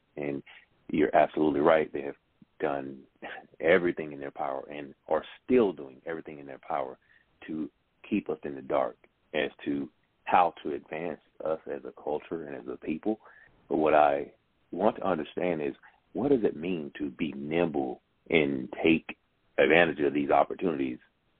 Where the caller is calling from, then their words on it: Augusta, Georgia, United States; I'm calling from Augusta, Georgia.